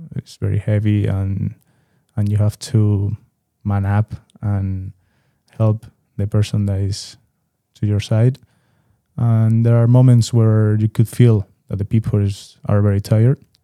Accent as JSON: {"language": "English", "town": "Madrid", "region": "Community of Madrid", "country": "Spain", "said": "I'm from Madrid, but I also have the opportunity to have my father in Seville and visit Seville a lot"}